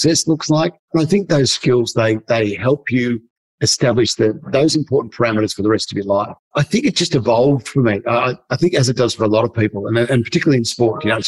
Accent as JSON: {"language": "English", "town": "Geelong", "region": "Victoria", "country": "Australia", "tie": "born or raised there", "said": "I grew up in Geelong in Victoria, probably one of the coldest places on earth."}